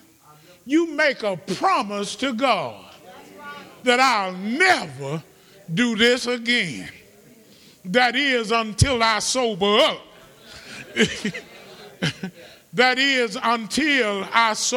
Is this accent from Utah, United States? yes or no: no; Birmingham, Alabama, United States; moved away; We're from Birmingham